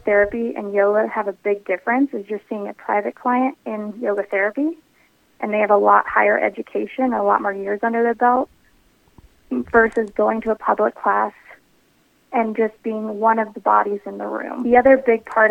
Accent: Longmont, Colorado, United States; also born or lived in Denver, Colorado; I am a Colorado native. I actually grew up north, so just outside of Boulder in Longmont, Colorado

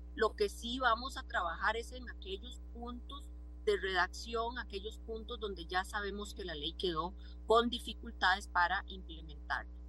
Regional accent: Costa Rica; como costarricense

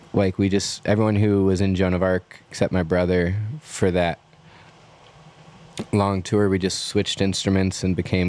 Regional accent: United States; being American or a musician

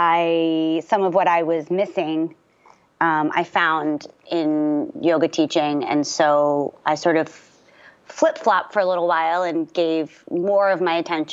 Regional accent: Margate City, New Jersey, United States; also born or lived in Baltimore, Maryland; we moved back to where my mom is from, which is southern New Jersey, a really, really tiny, beautiful, beautiful beach town called Margate, New Jersey

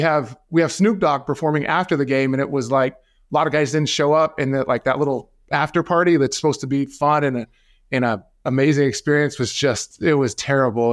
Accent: Arizona, United States; also born or lived in Seattle; here in my home state of Arizona

